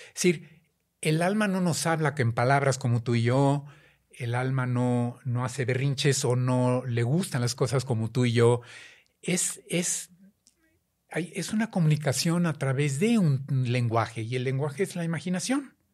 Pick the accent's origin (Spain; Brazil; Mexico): Mexico; siendo mexicanos